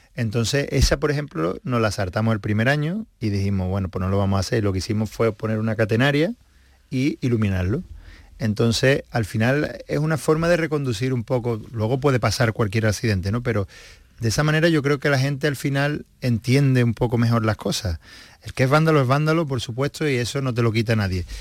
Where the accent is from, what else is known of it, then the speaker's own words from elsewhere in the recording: Seville, Andalusia, Spain; como sevillanos que somos